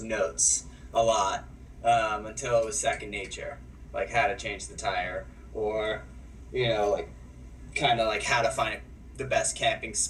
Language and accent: English; New York City, New York, United States; moved away as an adult; also born or lived in Los Angeles, California; I grew up in Queens, New York. Born and raised there